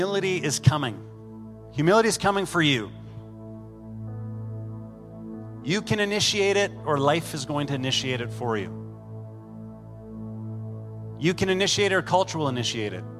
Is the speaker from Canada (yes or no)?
yes; Canada; we're Canadian